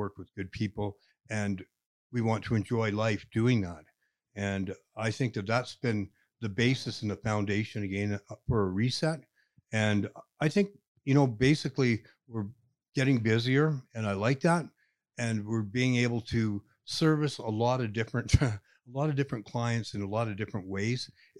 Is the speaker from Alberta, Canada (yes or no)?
yes; Calgary, Alberta, Canada; I'm from Calgary